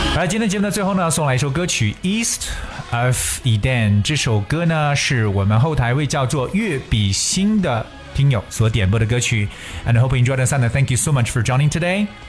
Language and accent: Chinese; China; 八月一号的建军节是我们中国人民解放军建军的纪念日